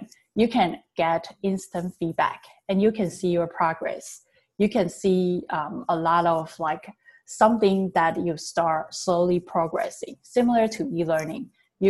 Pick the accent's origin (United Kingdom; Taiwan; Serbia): Taiwan; English is a second language; now in California, United States; My background is that I learned English back in Taiwan